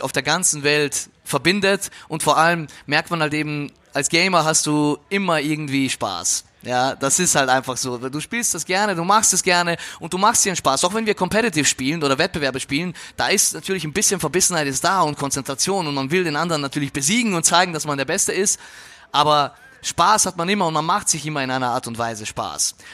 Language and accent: German; Austria; now in Germany; dass du äh, maturierst, sagt man bei uns in Österreich, ja, hier ist es halt Abitur machst